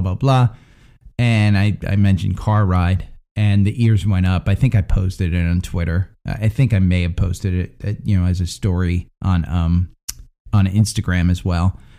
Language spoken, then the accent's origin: English; Princeton, New Jersey, United States; moved away; My hometown's actually Princeton, and that's where I've been